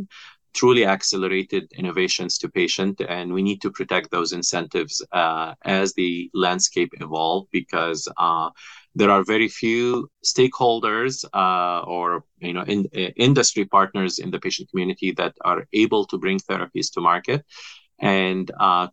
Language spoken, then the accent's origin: English; Kuwait; moved away as an adult; also born or lived in Egypt / Boston, United States; now in United States; So I'm Egyptian by birth. I was raised in Kuwait and I came to the U.S. about 25 years ago.